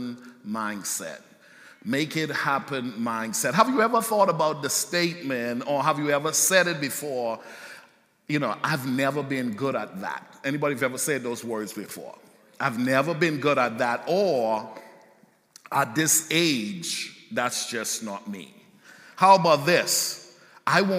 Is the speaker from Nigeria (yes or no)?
no; Bahamas; moved away; I grew up in the Bahamas